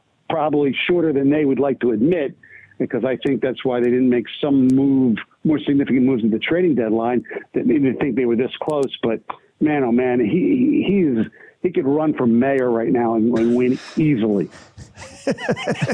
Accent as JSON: {"language": "English", "town": "Philadelphia", "region": "Pennsylvania", "country": "United States", "tie": "born or raised there", "said": "my hometown, Philadelphia"}